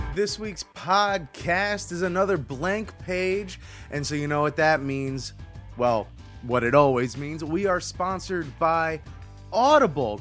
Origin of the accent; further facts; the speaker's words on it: Hollywood, Florida, United States; very, very familiar to what I grew up in uh, down in Hollywood, Florida